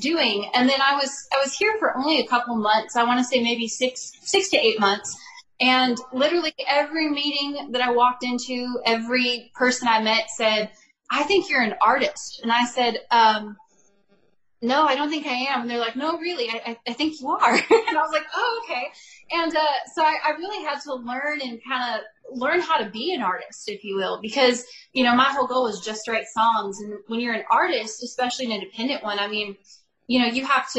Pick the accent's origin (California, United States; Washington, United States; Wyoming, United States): California, United States; Bakersfield; moved away as an adult; now in Nashville, United States; I am from Bakersfield, California, so that's my hometown